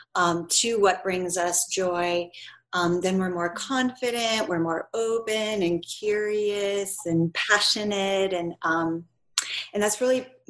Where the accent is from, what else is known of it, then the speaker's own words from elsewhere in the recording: Minnesota, United States; now in San Diego, United States; I live in San Diego and I'm originally from Minnesota